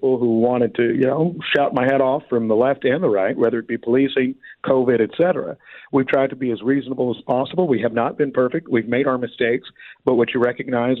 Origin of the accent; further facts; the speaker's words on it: Missouri, United States; I'm from Missouri